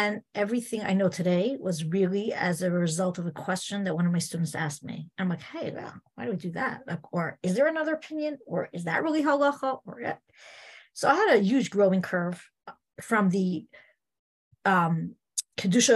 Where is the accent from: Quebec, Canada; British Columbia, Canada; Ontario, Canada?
Quebec, Canada; Montreal; I grew up in Montreal